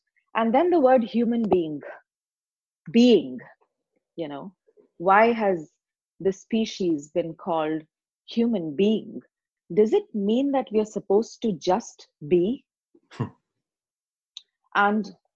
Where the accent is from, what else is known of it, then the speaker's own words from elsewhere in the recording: India; I'm from India